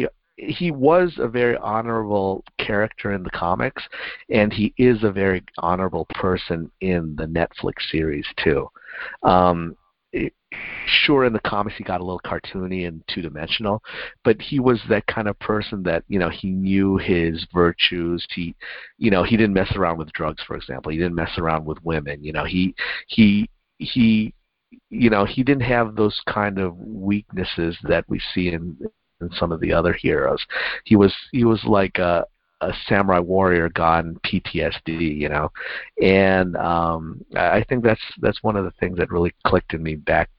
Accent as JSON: {"language": "English", "country": "United States", "tie": "born or raised there", "said": "I grew up just outside of New York"}